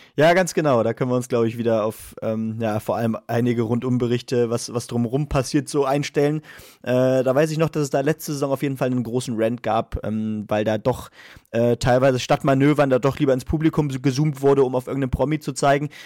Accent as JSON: {"language": "German", "country": "Germany", "said": "wir als Deutsche"}